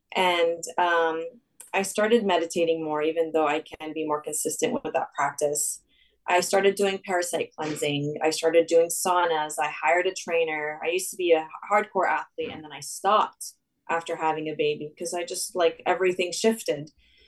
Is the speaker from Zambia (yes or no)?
no; Saudi Arabia; also born or lived in Lebanon; I mean, I'm originally Lebanese. I spent my summers in Lebanon. I grew up in Saudi.